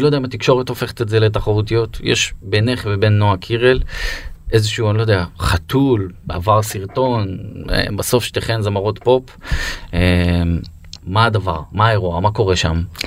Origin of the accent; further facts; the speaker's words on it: Beersheba, Southern District, Israel; אני גדלתי בבית ספר בבאר שבע